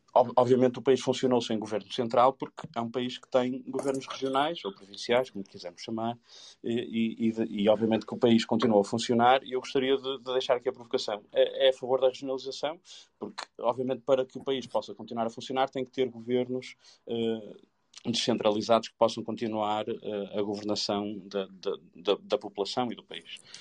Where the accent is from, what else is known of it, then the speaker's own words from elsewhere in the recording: the North, Norte, Portugal; Eu não sou de Lisboa, não tenho nada a ver com Lisboa, sou de cá do Norte